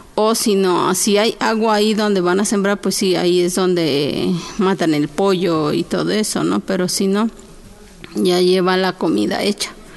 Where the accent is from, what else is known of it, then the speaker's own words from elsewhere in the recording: Oaxaca, Mexico; hablo la lengua chinanteca, soy de Oaxaca